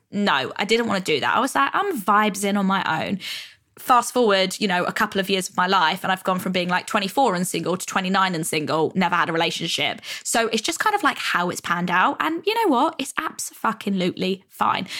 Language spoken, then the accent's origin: English; Stevenage, East of England, United Kingdom; moved away as an adult; also born or lived in London; when I used to live in my hometown, Hertfordshire, Stevenage